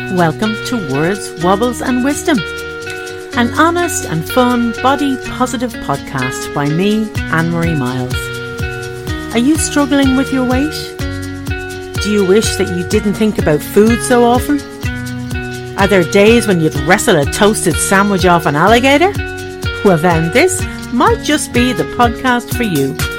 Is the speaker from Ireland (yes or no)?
yes; Dublin, Leinster, Ireland; accent: brogue; now in Pontypool, United Kingdom; As you can probably hear from the brogue, I'm from Ireland. I was born and raised in Dublin in Ireland and now I live in Pontypool, which is in the eastern valley of Gwent in South Wales.